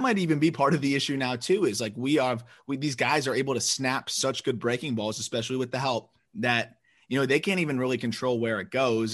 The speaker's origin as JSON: {"language": "English", "region": "Florida", "country": "United States", "said": "I'm from Florida"}